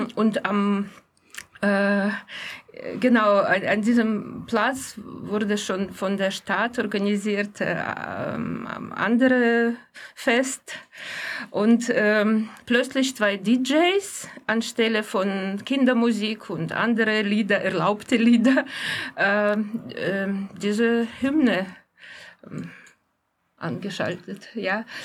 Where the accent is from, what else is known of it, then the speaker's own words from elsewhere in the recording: Gomel, Gomel Region, Belarus; moved away; in meiner Heimatstadt Homel